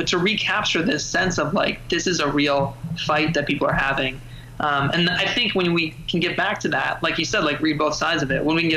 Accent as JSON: {"language": "English", "town": "Chicago", "region": "Illinois", "country": "United States", "tie": "born or raised there", "said": "for me in Chicago"}